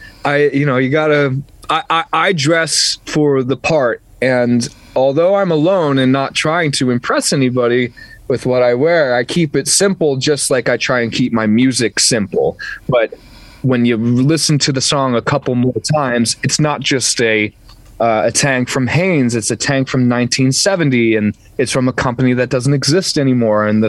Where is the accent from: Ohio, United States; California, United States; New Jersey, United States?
New Jersey, United States; Growing up in New Jersey and walking past Rockefeller Center my entire life